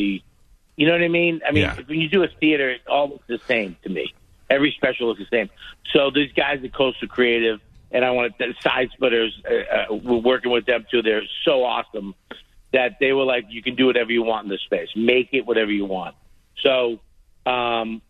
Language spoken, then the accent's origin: English; Boston, Massachusetts, United States; I love Boston. It's my hometown.